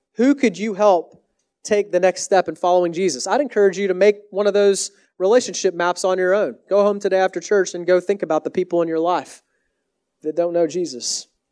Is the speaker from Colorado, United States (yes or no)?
no; Texas, United States; also born or lived in Canada; now in Washington, D.C., United States; I'm from Texas originally.